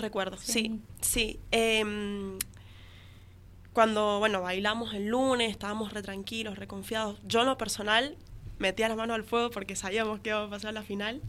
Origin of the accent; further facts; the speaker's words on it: Malargüe, Mendoza, Argentina; moved away as an adult; now in San Rafael, Argentina; Yo soy de Malargue y bueno, me vine acá a San Rafael por razones de estudio